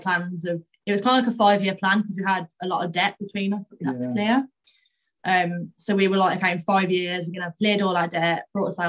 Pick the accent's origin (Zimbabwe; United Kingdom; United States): United Kingdom; Birmingham, West Midlands; We're obviously both from Birmingham